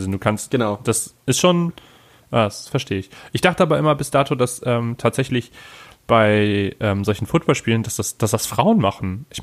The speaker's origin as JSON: {"language": "German", "region": "Lower Saxony", "country": "Germany", "said": "also, da wo ich herkomme, das ist ja eine kleine Stadt. Ich möchte jetzt gar nicht sagen wo, aber es ist eine Kleinstadt."}